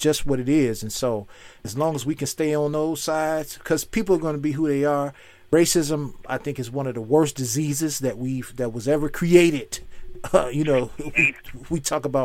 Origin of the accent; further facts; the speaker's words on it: Chicago, Illinois, United States; moved away; also born or lived in Philadelphia; I'm from Chicago. I just got here.